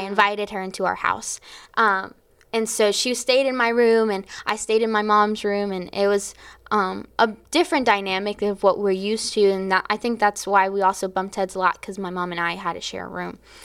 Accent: Florida, United States; I was from Florida

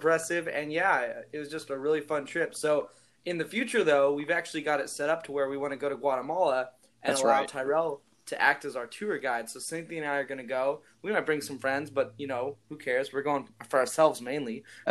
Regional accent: California, United States; in America, I'm from California, where apparently it's really relaxed

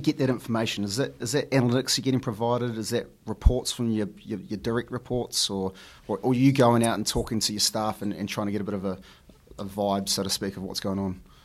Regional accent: New Zealand; growing up in New Zealand and, and the schools we go to, you know, lots of my friends are Māori, Samoan, Iraqi

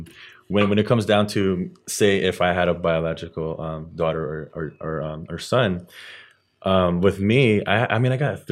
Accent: Philippines; As for me, I'm Filipino, and I grew up being disciplined that way as well.

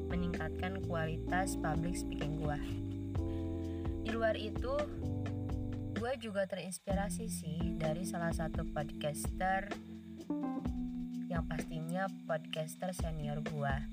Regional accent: Ciamis, West Java, Indonesia; Ya, gua berasal dari Ciamis, Jawa Barat.

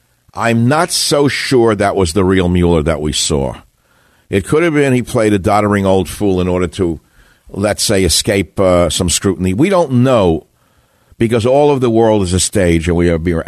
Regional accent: New York, United States; I grew up in New York.

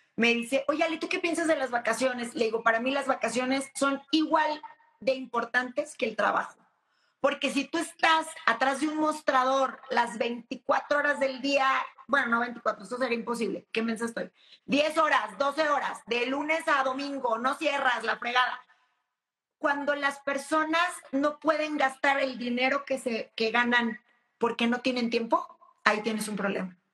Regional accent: Mexico; como mexicanos

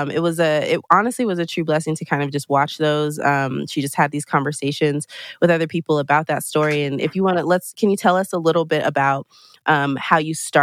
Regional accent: Colorado, United States; I'm personally from Colorado.

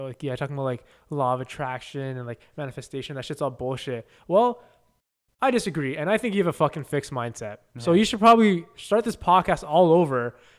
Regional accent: Canada; we'll call it Canadian because we're Canadian dream. The Canadian dream is real.

